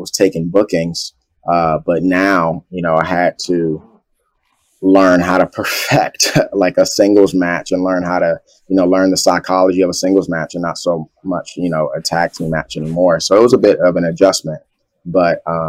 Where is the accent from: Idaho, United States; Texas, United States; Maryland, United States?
Maryland, United States; New Carrollton; also born or lived in Washington, D.C.; I went back and forth from New Carrollton, Maryland to Southeast Washington, D.C.